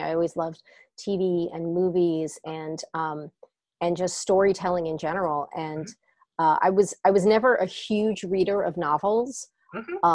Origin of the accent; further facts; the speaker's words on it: Bergen County, New Jersey, United States; also born or lived in Bronx, New York; I grew up in North Jersey, in Bergen County